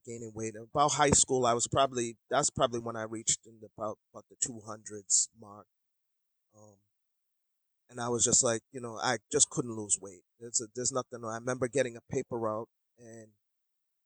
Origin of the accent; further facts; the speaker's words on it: Boston, Massachusetts, United States; also born or lived in Jamaica; I'm just living, you know, the typical, you know, American lifestyle and growing up in Boston.